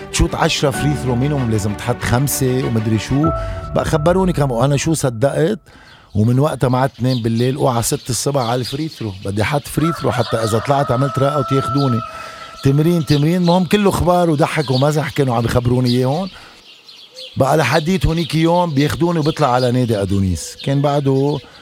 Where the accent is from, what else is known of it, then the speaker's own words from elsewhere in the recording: Abra, South Governorate, Lebanon; ايام ما كنت بضيعتي بعبره